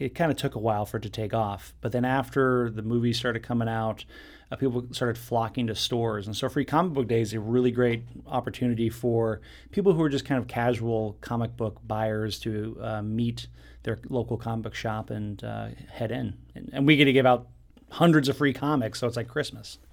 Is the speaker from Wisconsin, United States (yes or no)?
no; Southern California, United States; I grew up in Southern California in beach community